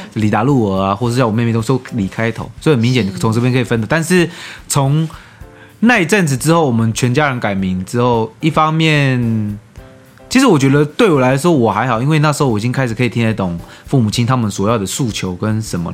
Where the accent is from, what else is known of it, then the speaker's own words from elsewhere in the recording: Taiwan; 我是台湾人